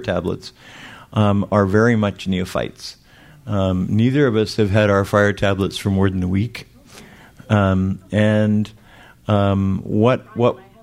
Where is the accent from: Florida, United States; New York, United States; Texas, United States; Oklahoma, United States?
Florida, United States; Miami; I am from Miami, Florida